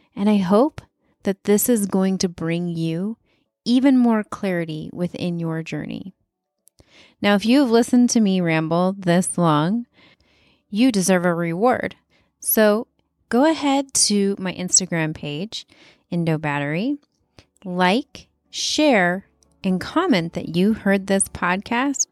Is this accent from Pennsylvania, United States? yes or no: no; Wyoming, United States; moved away; I'm from Wyoming